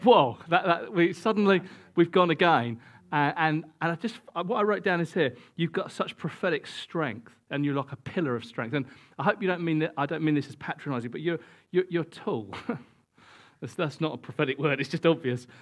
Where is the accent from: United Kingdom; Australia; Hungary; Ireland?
United Kingdom; we're British and we don't do this sort of thing very much